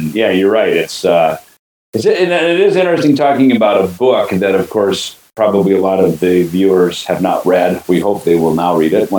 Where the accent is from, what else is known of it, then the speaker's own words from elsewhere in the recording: Minnesota, United States; moved away; I grew up in Minnesota, just over the border.